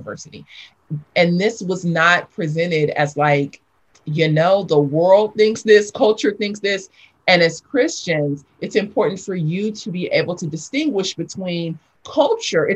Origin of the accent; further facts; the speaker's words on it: Los Angeles, California, United States; also born or lived in South Africa; I grew up in South Los Angeles.